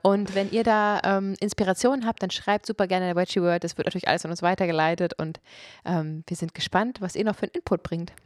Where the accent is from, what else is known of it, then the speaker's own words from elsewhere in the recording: Germany; ich bin Deutsche